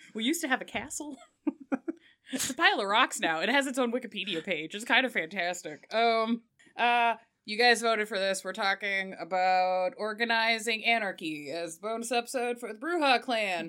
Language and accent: English; United Kingdom; I am British